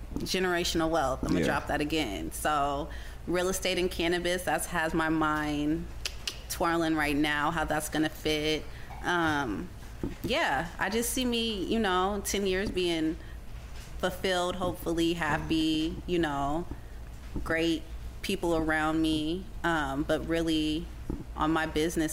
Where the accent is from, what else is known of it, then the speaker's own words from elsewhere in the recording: Marietta, Georgia, United States; now in Seattle, United States; I grew up in Georgia